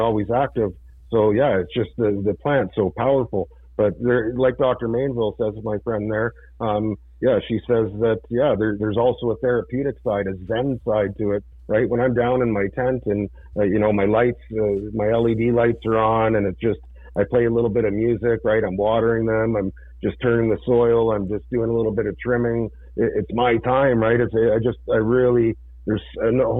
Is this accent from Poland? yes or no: no; Burlington, Ontario, Canada; now in London, Canada; I played with him growing up in Burlington